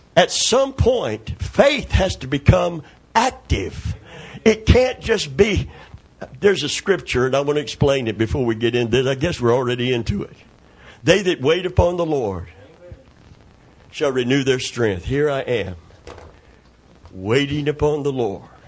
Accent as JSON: {"language": "English", "region": "Kentucky", "country": "United States", "said": "I'm from Kentucky"}